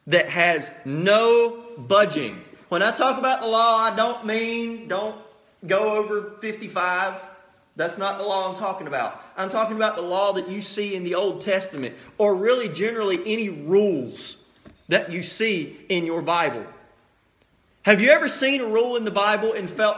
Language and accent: English; United States; as an American people